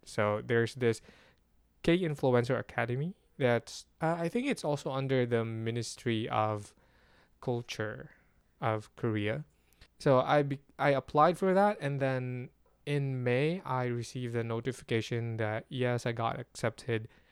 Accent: Philippines; as a Filipino

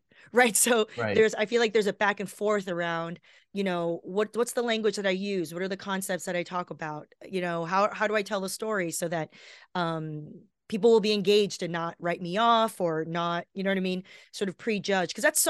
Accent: Los Angeles, California, United States; I grew up down here in Los Angeles.

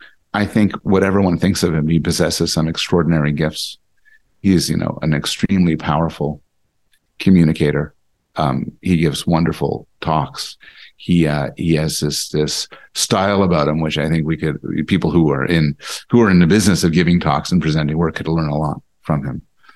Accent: Montreal, Quebec, Canada; also born or lived in Boston, United States / United States; I was born in Montreal, born and raised in Canada, now back to Canada. But my mother was American, and I spent sort of half my existence in Boston.

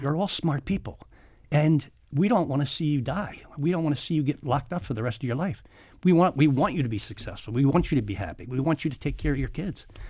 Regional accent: Philadelphia, Pennsylvania, United States; I grew up in South Philly

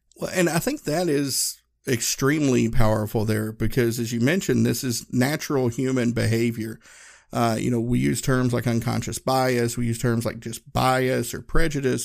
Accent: Appalachian Mountains, Northeast Tennessee, United States; moved away as an adult; I grew up in Northeast Tennessee, uh, Appalachian Mountains, um, and you know, everybody in my hometown looked like me

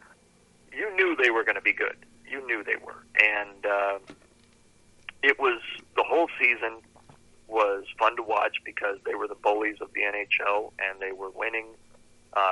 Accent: Tustin, California, United States; also born or lived in Fresno; being born and raised in Orange County

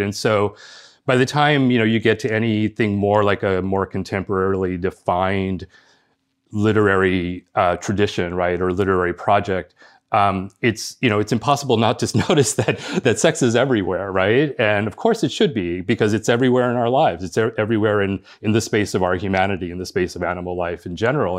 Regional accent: Los Angeles, California, United States; born or raised there; first language Spanish; English is a second language; moved away as an adult; also born or lived in Cuba; now in East Coast, United States

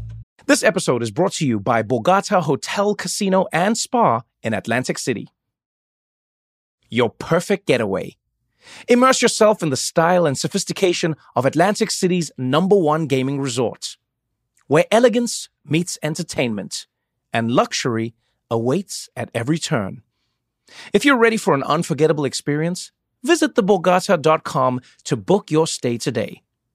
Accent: South Africa; I grew up in South Africa, but I had to learn different languages, different accents, different cultures, different.

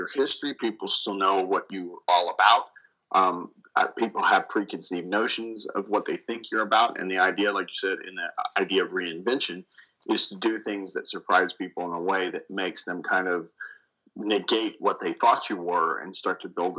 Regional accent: Dallas, Texas, United States; at the American Airlines Center in Dallas, Texas, which was really special for me because, like you said, it's in my home state, it's in my hometown

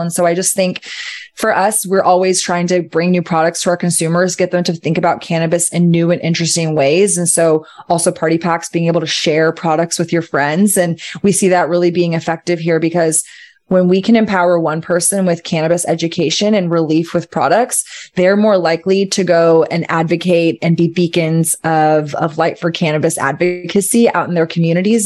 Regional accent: Austin, Texas, United States; Austin is my hometown

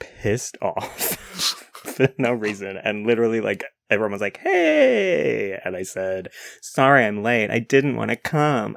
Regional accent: New Zealand; being from New Zealand

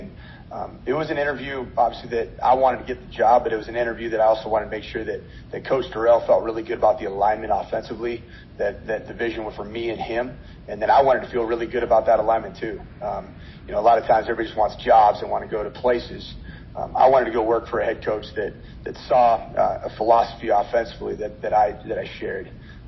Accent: West Coast, United States; now in Minnesota, United States; I've been in Minnesota for a year and a half, and obviously I'm originally from the West Coast, been in the Pac-12 and Mountain West Conference for a long time

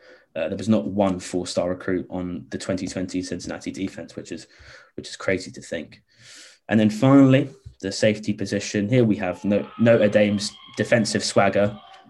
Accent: London, United Kingdom; also born or lived in Ireland; a fellow Londoner like myself

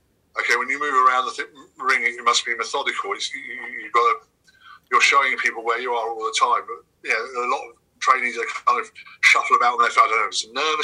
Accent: England, United Kingdom; I slowly tried to morph away from presenting myself as being too British.

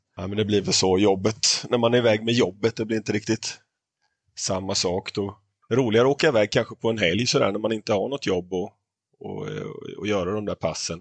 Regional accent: Småland, Sweden; Idag är det tre stycken smålänningar som sitter i podden och snackar

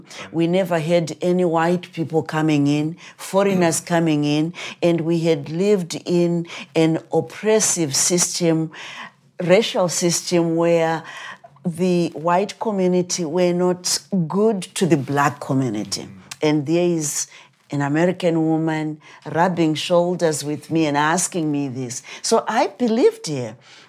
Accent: Zimbabwe; moved away as an adult; I was born in Rhodesia before the country became Zimbabwe. And I was born during the war

